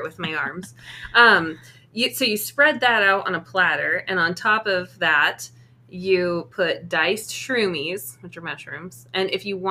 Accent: the Northwest, Pacific Northwest, United States; growing up in the Northwest

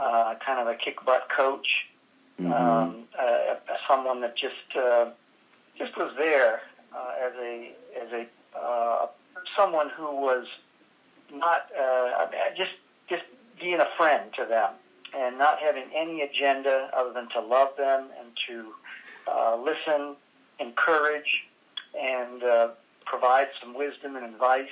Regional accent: Alberta, Canada; moved away; I grew up in Alberta, Canada, in a little town of 2,000 people, and I left home when I was 17

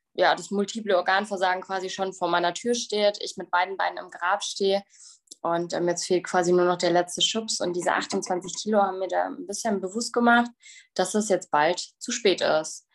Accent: Bavaria, Germany; ich komme aus Bayern.

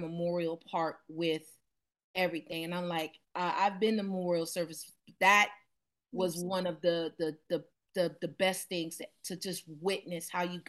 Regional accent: Miami, Florida, United States; I came from the middle class side of Miami. You know, it was predominantly Jamaican, West Indian

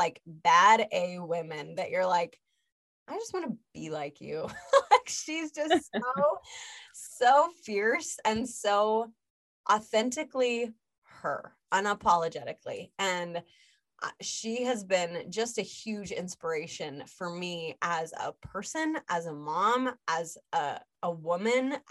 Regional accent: Utah, United States; moved away as an adult; also born or lived in California; now in Las Vegas, United States; I grew up in Utah. I lived in Utah for 27 years of my life, California for 2 years. And then we've been here in Vegas for almost 2 years.

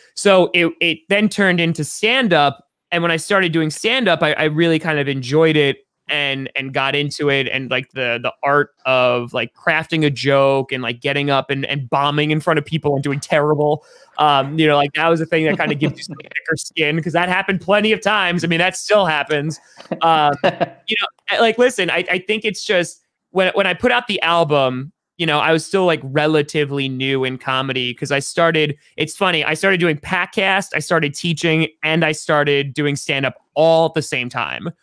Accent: New York, United States; I grew up in New York.

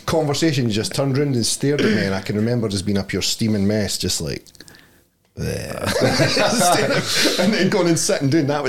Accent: South Queensferry, Scotland, United Kingdom; South Queens Ferry.

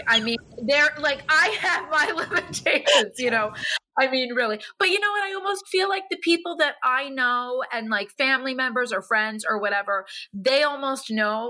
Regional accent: New York City, New York, United States; I feel like even as a New Yorker, like today I had to go and get a small little suitcase.

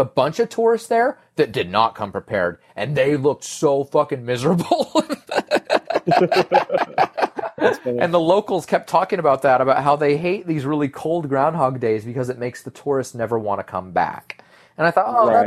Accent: Spokane, Washington, United States; now in California, United States; I used to be kind of okay when I was from Spokane. I'm not from Spokane anymore

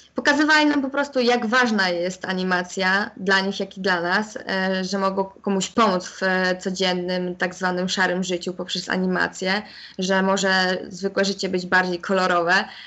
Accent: Chełm, Lublin Voivodeship, Poland; opuszczeniem mojego rodzinnego miasta, więc jednak nie wybrałam tej szkoły, pozostałam w hełmie

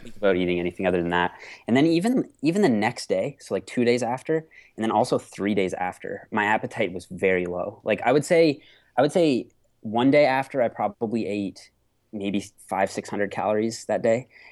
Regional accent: Canada; I'm a Canadian natural pro bodybuilder

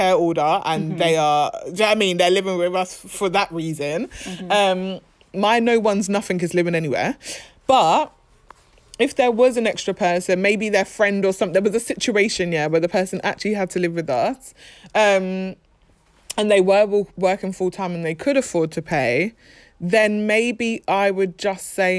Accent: London, United Kingdom; We are just from South London?

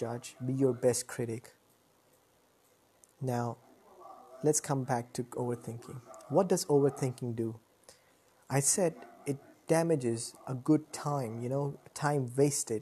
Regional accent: Lahore, Punjab, Pakistan; I'm from Pakistan, Lahore. I live in a very good society

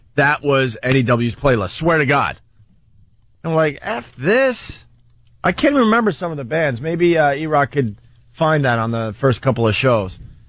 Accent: the New York area, United States; moved away as an adult; also born or lived in Worcester, Massachusetts; we were born and raised in the New York area.

